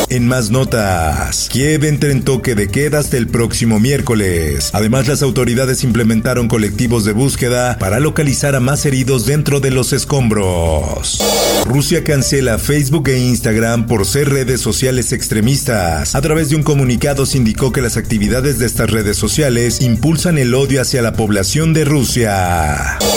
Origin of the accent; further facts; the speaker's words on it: State of Mexico, Mexico; soy del Estado de México, soy nadadora.